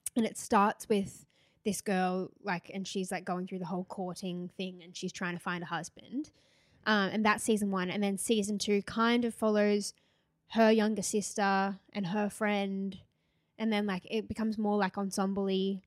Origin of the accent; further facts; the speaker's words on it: Gold Coast, Queensland, Australia; moved away; we're both from the Gold Coast